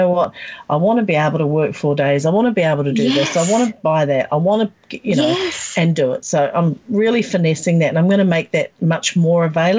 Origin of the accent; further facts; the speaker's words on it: Australia; I'm actually looking at really probably staying in my hometown because I do love Australia.